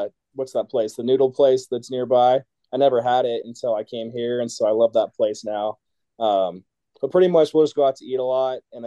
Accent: Washington, United States; moved away as an adult; now in Colorado, United States; I'm from Washington

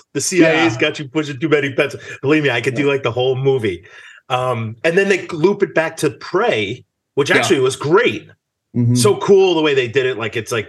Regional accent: New York, United States; I grew up in New York.

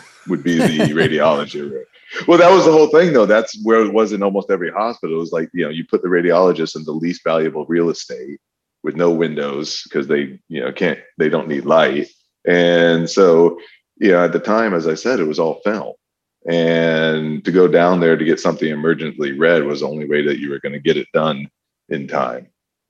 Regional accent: Michigan, United States; I'm from Michigan originally and went to undergrad at Michigan

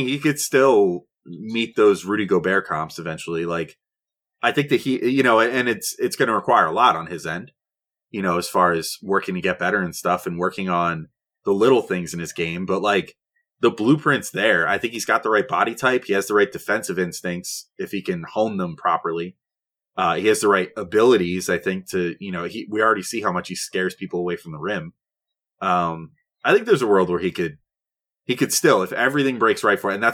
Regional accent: New Jersey, United States; I'm from New Jersey

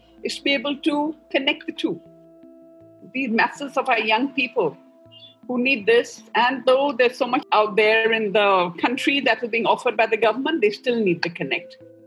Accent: Northeast India, India; I'm from the Northeast

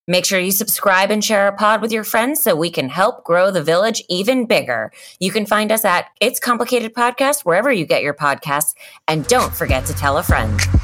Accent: Miami, Florida, United States; I am from Miami

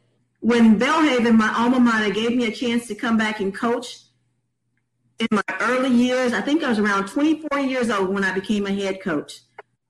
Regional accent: Mississippi, United States; I returned in 2018 back to my home state of Mississippi

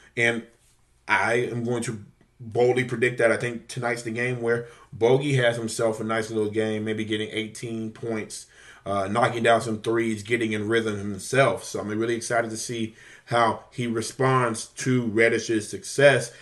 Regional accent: Louisiana, United States; I'm from Louisiana

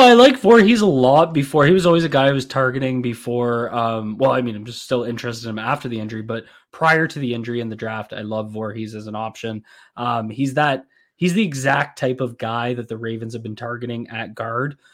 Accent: Canada

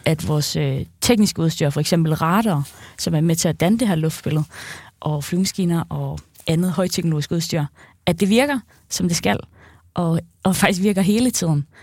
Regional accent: Central Jutland, Central Denmark Region, Denmark; Jeg er fra Midtjylland

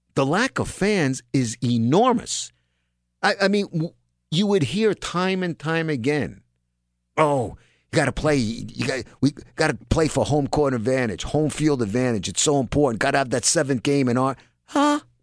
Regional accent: New York City, New York, United States; I'm a New Yorker, raised in New York

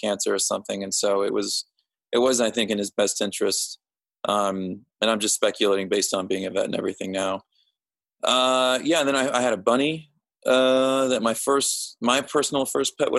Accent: Overland Park, Kansas, United States; I grew up in like Overland Park, Kansas, which is near Kansas City

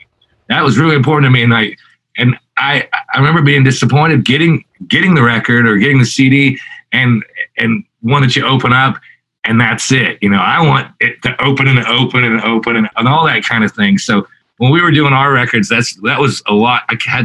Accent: Southwest, United States; I have a weird tornado obsession growing up in the Southwest, you know, where there's tornado warnings more than there's, you know, sunshine usually.

